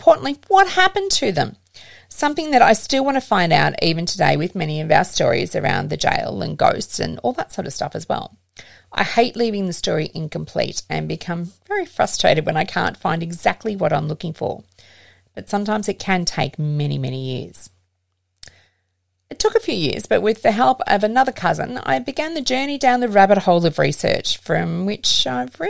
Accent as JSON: {"language": "English", "town": "Geelong", "region": "Victoria", "country": "Australia", "tie": "born or raised there", "said": "I grew up in the Geelong area"}